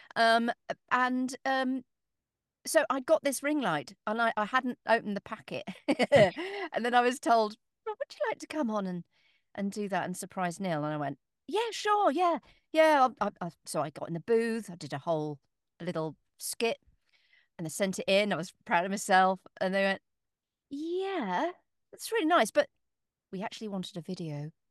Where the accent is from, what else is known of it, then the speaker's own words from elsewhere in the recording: Northamptonshire, East Midlands, United Kingdom; moved away; I was born in Northamptonshire